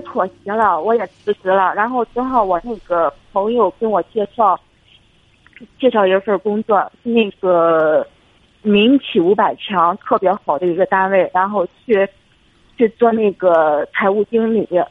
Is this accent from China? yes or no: yes; Shandong, China; now in Beijing, China; 我老家是山东的